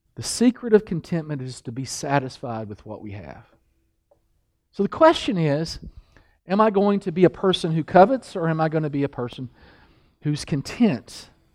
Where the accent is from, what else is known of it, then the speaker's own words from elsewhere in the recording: Kentucky, United States; I'm from Kentucky